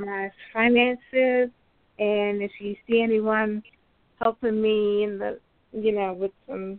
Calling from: Florida, United States; I'm calling from Florida.

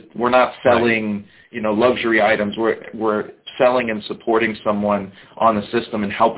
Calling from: West Palm Beach, Florida, United States; I am in very hot West Palm Beach, Florida.

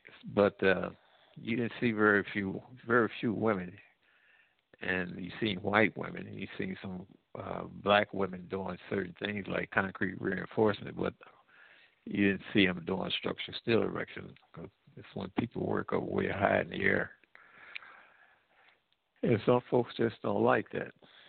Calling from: Midwest, United States; I'm calling from the Midwest.

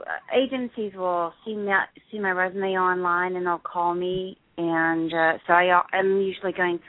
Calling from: New Jersey, United States; New Jersey.

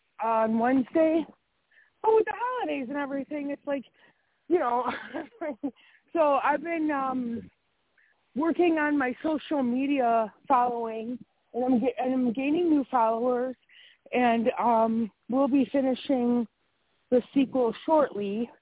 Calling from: Wisconsin, United States; I'm still in Wisconsin.

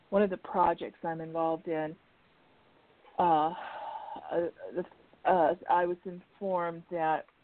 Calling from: Arizona, United States; Uh, …, Arizona, and Virgo.

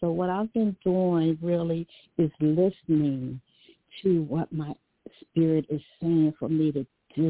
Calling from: Dover, Delaware, United States; I'm calling from Dover, Delaware.

